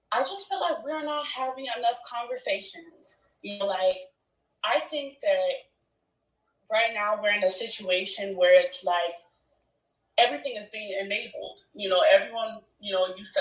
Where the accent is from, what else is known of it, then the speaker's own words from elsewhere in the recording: Chicago, Illinois, United States; I'm from Chicago